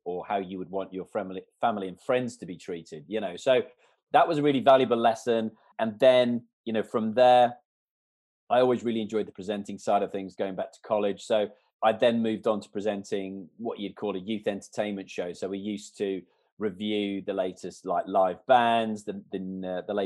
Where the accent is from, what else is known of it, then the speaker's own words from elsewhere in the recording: Canada; moved away; I was brought up in Canada from like the age of 3 months. My father, my grandparents were all Canadian